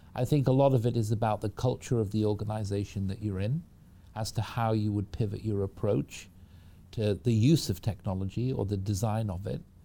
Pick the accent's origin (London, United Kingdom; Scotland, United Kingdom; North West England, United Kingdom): North West England, United Kingdom; Manchester; moved away as an adult; now in United States; I was raised in the United Kingdom from Manchester in the U K. That's where I grew up, came over to the U S when I was about eighteen